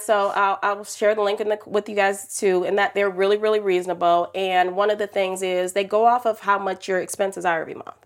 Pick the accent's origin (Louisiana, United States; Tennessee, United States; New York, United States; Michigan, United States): Michigan, United States; Detroit; I grew up in Detroit, single mom, teenage